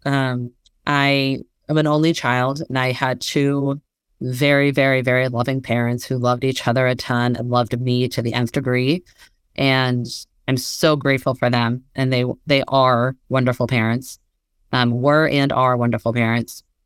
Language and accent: English; Bay Area, California, United States; moved away as an adult; also born or lived in Massachusetts; I grew up in the Bay Area